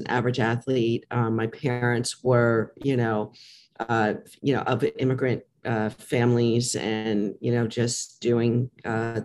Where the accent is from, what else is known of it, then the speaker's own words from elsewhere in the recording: New York, United States; I'm from New York.